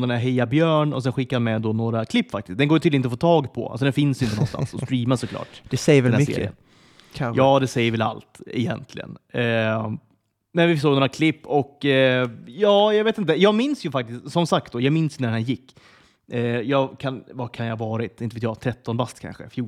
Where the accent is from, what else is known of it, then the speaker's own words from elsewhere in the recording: Sweden; jag har alltid tänkt att jag är ganska, ganska bra på engelska ändå. Alltså det är den självbilden man har, typ som svensk också.